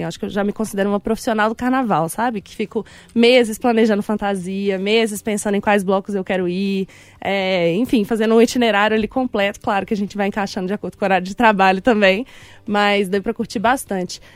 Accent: Belo Horizonte, Minas Gerais, Brazil; eu sou daqui de BH, nasci na região da Pampulha, sempre morei na mesma casa ali com os meus pais

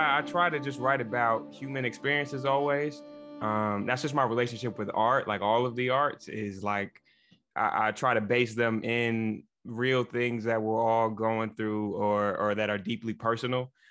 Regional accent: Jackson, Michigan, United States; moved away; also born or lived in Chicago; I'm originally from Jackson, Michigan.

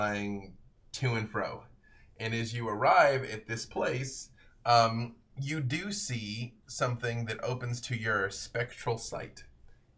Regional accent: Arkansas, United States; I'm from Arkansas

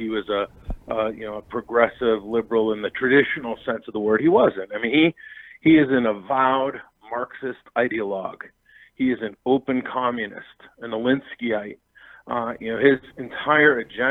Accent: Boston, Massachusetts, United States; I'm from Boston

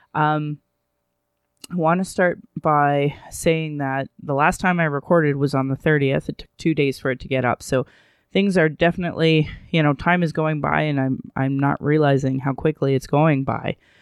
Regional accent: Calgary, Alberta, Canada; I was born in Calgary

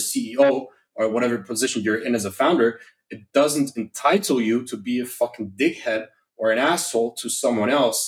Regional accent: Germany; now in Indonesia; I was born and raised in Germany

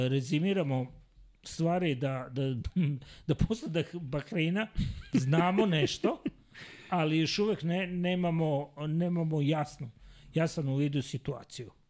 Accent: Serbia; kao mi Srbi

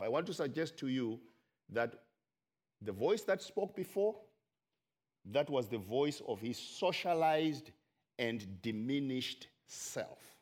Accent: Zimbabwe; I am from Zimbabwe

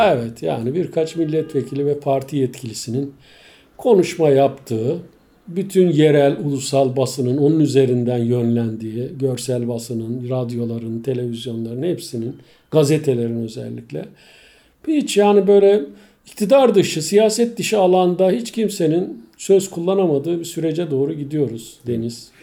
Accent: Bozköy, Çanakkale, Turkey; also born or lived in Istanbul; 55 yıl önce Çanakkale'de doğmuşum

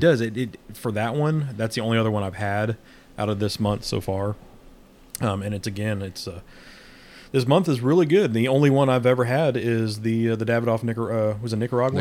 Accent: Midwest, United States; now in Southern United States; I'm a Midwesterner living in the South

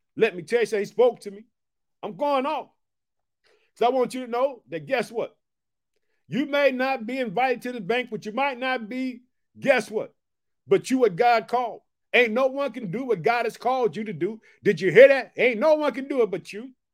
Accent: Chicago, Illinois, United States; I'm from Chicago

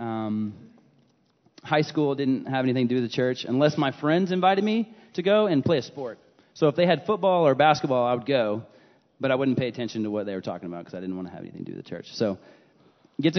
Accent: Aledo, Texas, United States; I grew up in Aledo

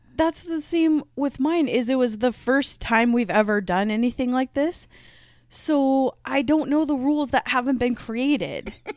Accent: Midwest, United States; accent: Midwest; my Midwest accent

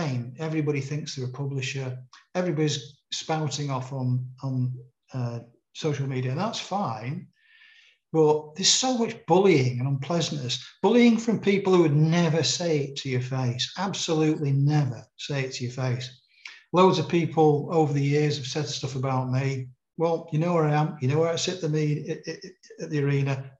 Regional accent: Manchester, North West England, United Kingdom; moved away; also born or lived in Sheffield; I was a crime reporter growing up in Manchester

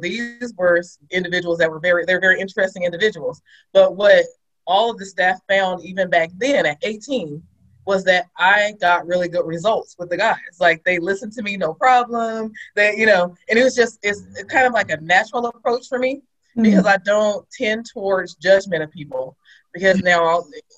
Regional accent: Sacramento, California, United States; I'm from Sacramento, California

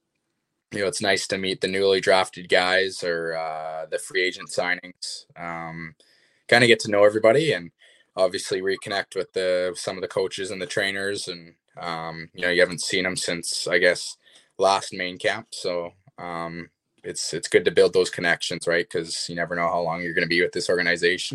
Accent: Kamloops, British Columbia, Canada; born or raised there

